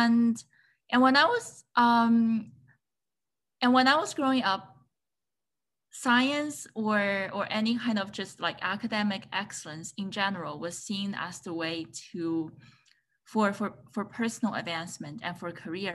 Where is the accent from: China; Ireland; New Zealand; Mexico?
China; moved away as an adult; also born or lived in Chicago, United States; now in United States; So I was born and raised in China